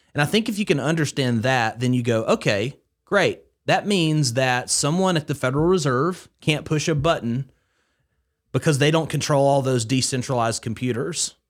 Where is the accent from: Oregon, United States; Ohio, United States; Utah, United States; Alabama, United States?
Alabama, United States; Haleyville; I grew up in Northwest Alabama, uh, in Haleyville, Alabama, specifically